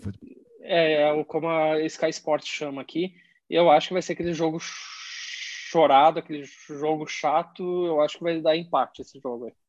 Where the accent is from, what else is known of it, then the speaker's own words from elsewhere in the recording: Caxias do Sul, Rio Grande do Sul, Brazil; moved away as an adult; now in London, United Kingdom; Eu cresci, eu cresci, eu sou de Caxias do Sul